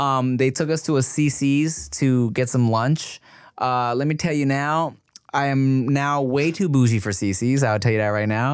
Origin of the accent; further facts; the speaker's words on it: Paramount, California, United States; I grew up in Paramount